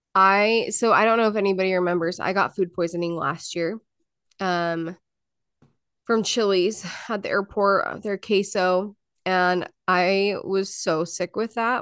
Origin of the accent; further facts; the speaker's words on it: Utah, United States; moved away; I grew up in Utah.